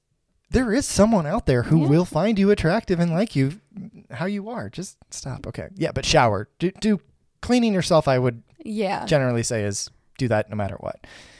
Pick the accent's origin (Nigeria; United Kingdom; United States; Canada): United States; Indiana; I'm a dude from Indiana who, you know, works at GM.